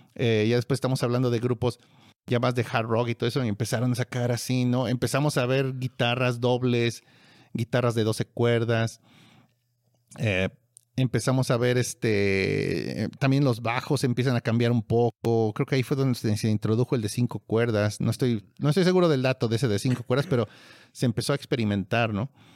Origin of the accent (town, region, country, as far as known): Mexico